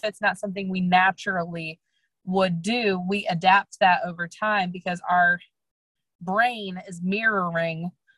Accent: Midwest, United States; also born or lived in St. Louis / Chicago; I am from the Midwest. I always have been. I lived in St. Louis and then Chicago.

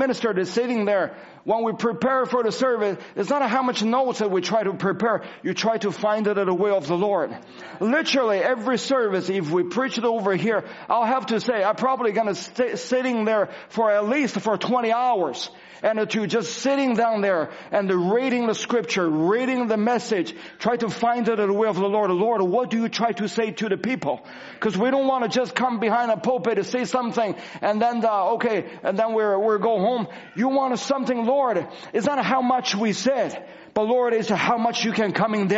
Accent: China; moved away; I go back to China, and I go back to my hometown

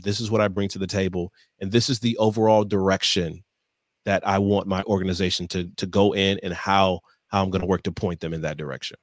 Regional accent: Michigan, United States; moved away; born and raised in Michigan on the eastern side of the state

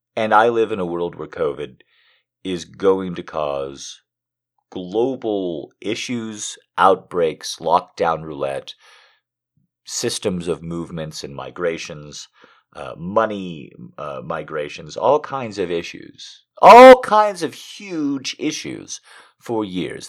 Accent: United States; my entire life as an American

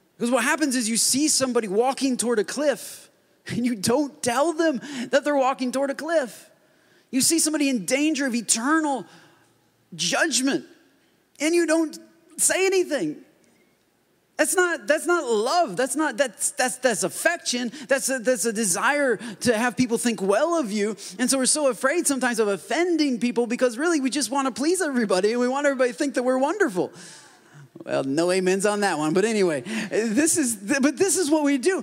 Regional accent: Port Huron, Michigan, United States; moved away; I grew up in Michigan, and that's just the way Michigan is. I mean, everybody looks like me. They're white, whiter, or whitest. That's mostly, I mean, at least in my town, that's Port Huron

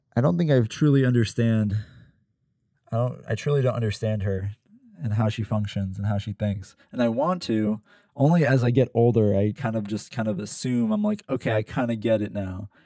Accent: Pennsylvania, United States; moved away; living at home, probably in, in, in, you know, bumblefuck Pennsylvania in my hometown

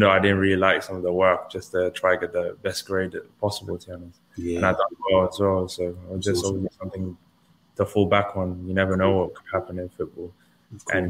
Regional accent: England, United Kingdom; also born or lived in Nijmegen, Netherlands; the whole family moved over when I was about 5 or 6 years old

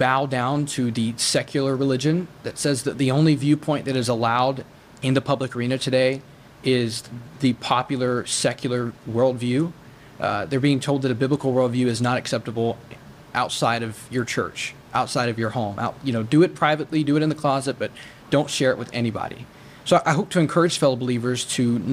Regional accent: United States; As an American

